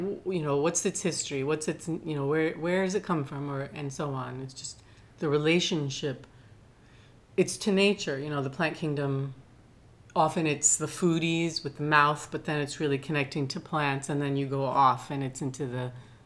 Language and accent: English; Veracruz, Mexico; born there; moved away; My dad was no longer, I was born in Veracruz in Mexico.